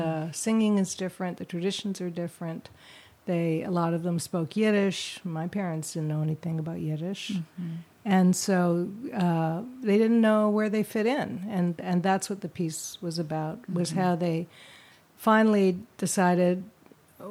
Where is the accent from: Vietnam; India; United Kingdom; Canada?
Canada; Vancouver, British Columbia; I grew up in Vancouver